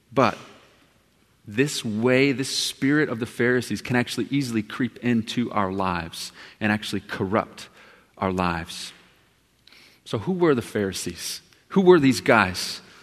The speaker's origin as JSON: {"language": "English", "region": "Texas", "country": "United States", "said": "I'm from Texas."}